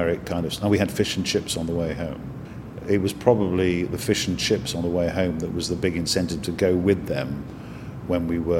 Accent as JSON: {"language": "English", "town": "Liverpool", "region": "North West England", "country": "United Kingdom", "tie": "born or raised there", "said": "I was born in Liverpool"}